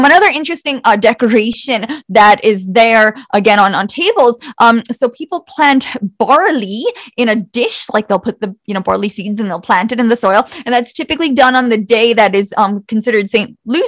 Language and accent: English; Bosnia & Herzegovina; I am ethnically Croat and I'm from Bosnia originally